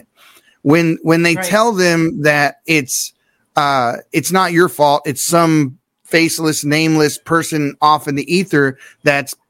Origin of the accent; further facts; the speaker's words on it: Baltimore, Maryland, United States; I grew up in Baltimore City. I grew up right next door to the project